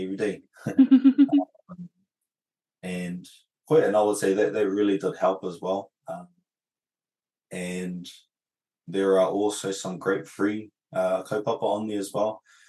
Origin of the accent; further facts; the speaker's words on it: Sydney, New South Wales, Australia; moved away; also born or lived in New Zealand; I was actually raised in Australia